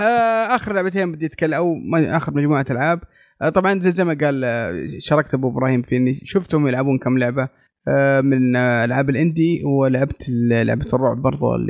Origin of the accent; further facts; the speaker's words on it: Saudi Arabia; عندنا في السعوديه